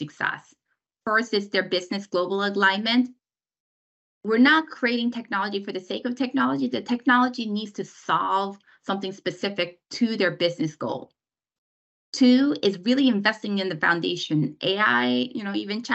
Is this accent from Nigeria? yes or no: no; South Korea; now in United States; I was born in Korea, immigrated to the United States. So I'm a Korean American.